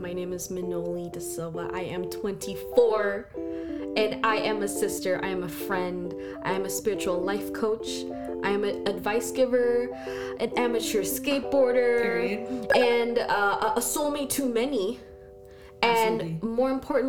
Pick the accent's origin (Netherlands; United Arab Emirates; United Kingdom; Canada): United Arab Emirates; Abu Dhabi; born there; I was born out in Abu Dhabi. My dad had a job out there. He worked in the airlines.